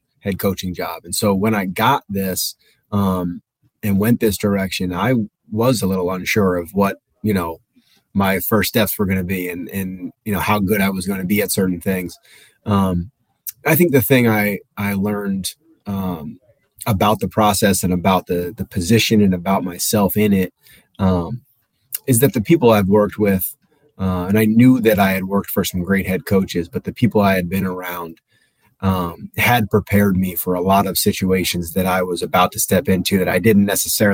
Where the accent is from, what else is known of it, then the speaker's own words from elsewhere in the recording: New Jersey, United States; now in Delaware, United States; I grew up in Jersey, so I grew up with an affinity to the Jersey Shore as well